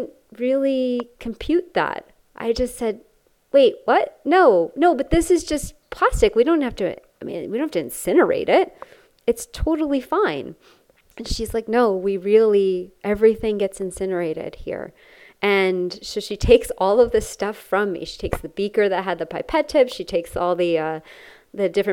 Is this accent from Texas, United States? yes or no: no; Connecticut, United States; I grew up in Connecticut